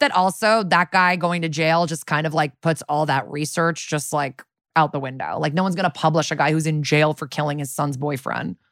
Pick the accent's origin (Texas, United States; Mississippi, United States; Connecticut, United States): Connecticut, United States; in Connecticut where I grew up